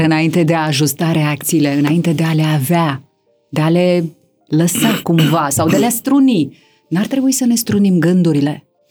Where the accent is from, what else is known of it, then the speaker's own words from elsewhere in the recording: Romania; noi ca români